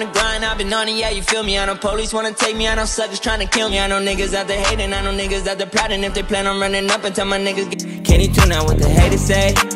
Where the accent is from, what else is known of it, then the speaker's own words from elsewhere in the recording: Orange County, California, United States; also born or lived in Bellflower, California; it was like mainly mainly Orange County